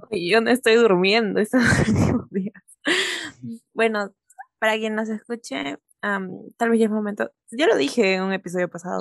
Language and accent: Spanish; Ica, Peru; moved away as an adult; now in Lima, Peru; yo soy de Ica, yo soy de provincia y allá las cosas son totalmente diferentes.